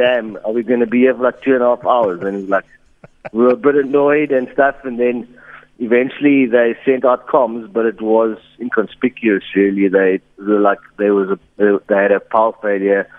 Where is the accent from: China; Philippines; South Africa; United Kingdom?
South Africa; Eastern Cape; moved away as an adult; now in Johannesburg, South Africa; I'm from the Eastern Cape, but I've lived in Joburg for 4 years now